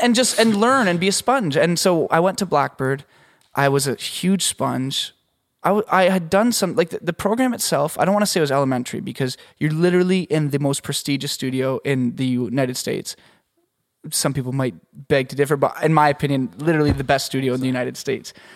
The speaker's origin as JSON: {"language": "English", "country": "Canada", "moved": "yes", "said": "I'm Canadian"}